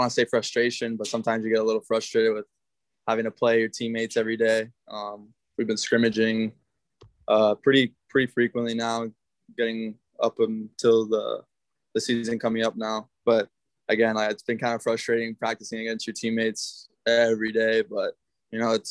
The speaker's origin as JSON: {"language": "English", "region": "South Florida", "country": "United States", "moved": "yes", "said": "I'm from South Florida"}